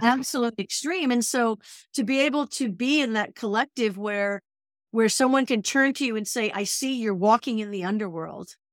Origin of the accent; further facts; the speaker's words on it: New England, United States; now in California, United States; I'm from New England